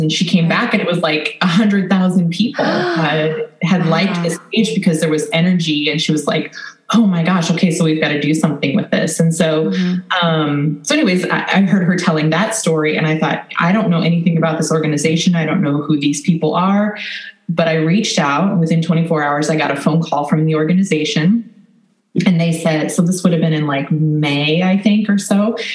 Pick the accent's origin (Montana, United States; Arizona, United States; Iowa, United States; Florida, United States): Iowa, United States; Ankeny; I'm from Ankeny, Iowa. So it's right in the middle of the state, north of our main capital city of Des Moines